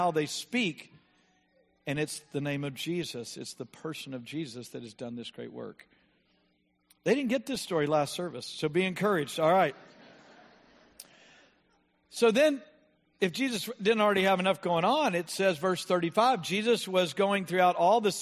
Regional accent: United States; We're from America

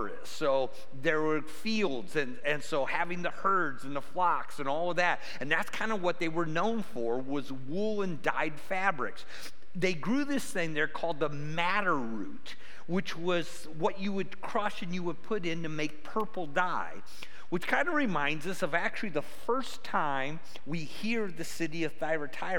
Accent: Cleveland, Ohio, United States; moved away as an adult; I grew up by Cleveland

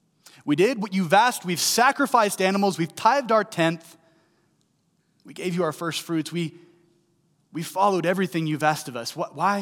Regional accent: St. Louis, Missouri, United States; I was 8.5 hours southeast of St. Louis, where I grew up in Tennessee.

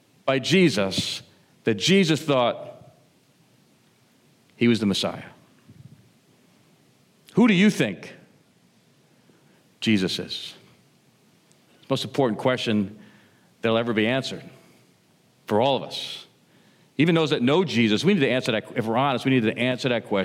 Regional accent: Cranford, New Jersey, United States; moved away; I'm from Cranford, New Jersey. I go back every once in a while to Cranford. It's kind of interesting when you go home, right? When you go home, sometimes I go home to where I grew up

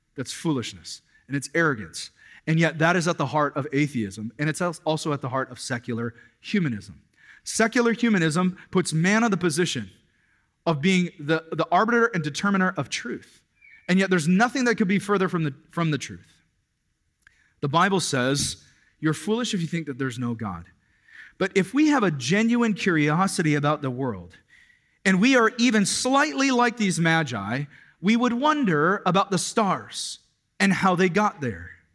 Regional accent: Kirkland, Washington, United States; I was growing up in the Kirkland, Washington area.

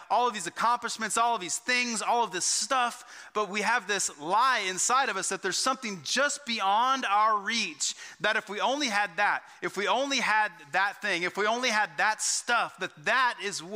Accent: Texas, United States; growing up in Texas

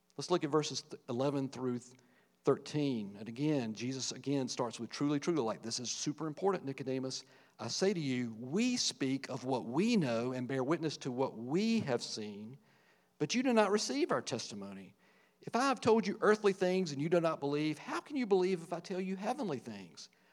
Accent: Virgilina, Virginia, United States; the little small rural community I grew up in in Virgilina, Virginia, little farming community

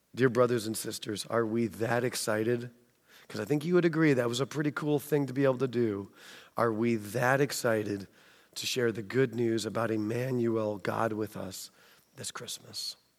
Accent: United States; accent: American; also born or lived in England; my American accent

